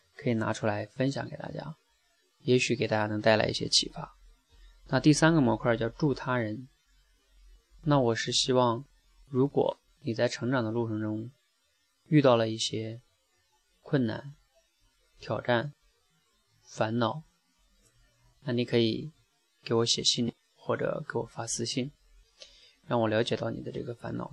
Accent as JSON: {"language": "Chinese", "country": "China", "said": "我们中国人学英语一样"}